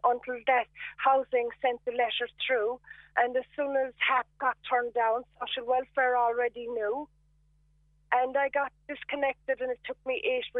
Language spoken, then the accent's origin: English; Munster, Ireland; everybody keeps telling me it's because I'm from County Cork.